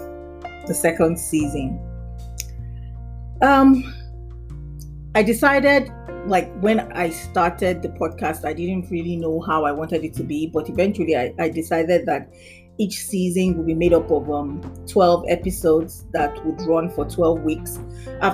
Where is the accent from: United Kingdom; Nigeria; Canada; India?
Nigeria; Nembe, Bayelsa; now in Lagos, Nigeria; I'm Nigerian and I'm from the Nembe tribe, Bayelsa State